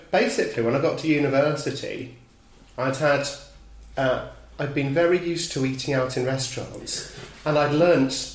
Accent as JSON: {"language": "English", "region": "London", "country": "United Kingdom", "tie": "born or raised there", "said": "I grew up in Dulwich, went to school there"}